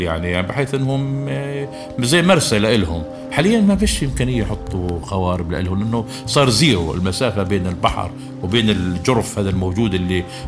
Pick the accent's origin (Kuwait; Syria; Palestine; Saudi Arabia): Palestine; Gaza Strip; إحنا كفلسطينيين